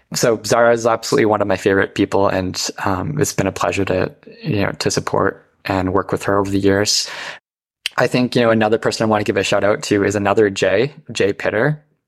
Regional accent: North Bay, Ontario, Canada; now in Toronto, Canada; I grew up in Northern Ontario in the North Bay area, small town, very rural life.

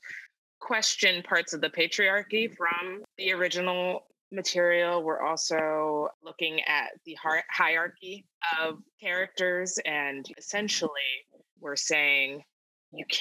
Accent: Columbia, Maryland, United States; I'm from Columbia, Maryland.

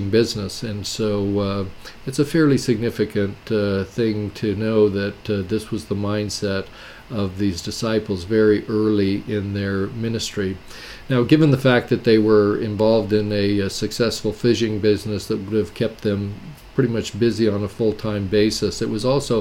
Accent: Wyoming, United States; moved away as an adult; also born or lived in Elk Grove, California; I grew up in Wyoming

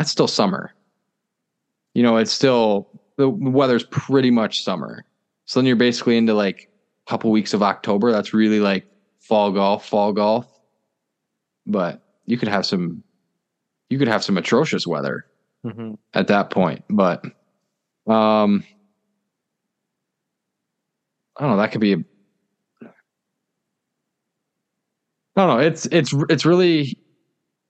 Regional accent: Midwest, United States; growing up in the Midwest

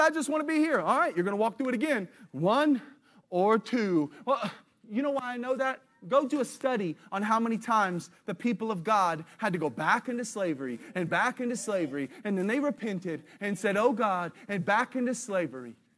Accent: United States; I'm as American as you can get

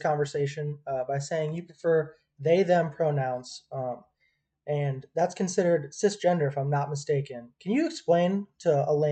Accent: Midwest, United States; I'm from the Midwest.

